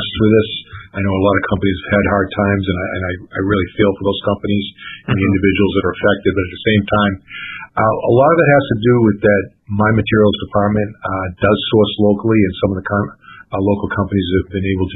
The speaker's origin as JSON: {"language": "English", "town": "Sharon", "region": "Massachusetts", "country": "United States", "tie": "born or raised there", "said": "I grew up in Sharon, Mass."}